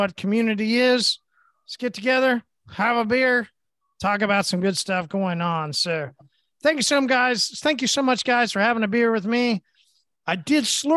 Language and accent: English; Tulsa, Oklahoma, United States; I'm from Tulsa